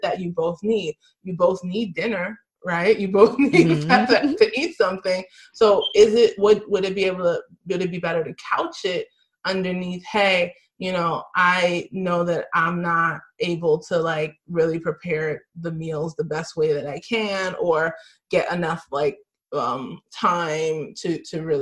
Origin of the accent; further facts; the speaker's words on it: United States; I'm Nigerian American. I grew up here in America, but my family was born in Nigeria.